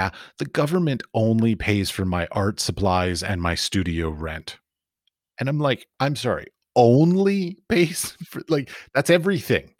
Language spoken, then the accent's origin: English; United States; I was raised in America